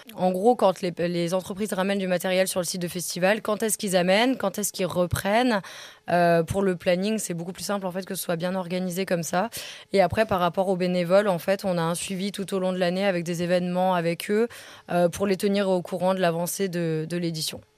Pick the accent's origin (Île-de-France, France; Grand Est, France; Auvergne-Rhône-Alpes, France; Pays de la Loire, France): Grand Est, France; Alsace; now in Savoie, France; je suis alsacienne